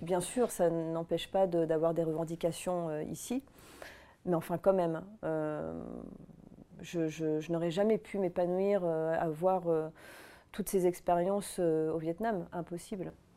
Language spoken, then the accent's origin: French; Auvergne-Rhône-Alpes, France; j'ai grandi quelque part dans la région Rhône-Alpes, dans les montagnes